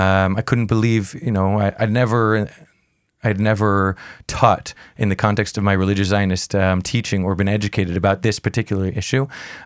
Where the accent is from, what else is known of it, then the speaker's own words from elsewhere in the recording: Montreal, Quebec, Canada; now in Jerusalem, Israel; I grew up in Montreal. I'm a Canadian boy.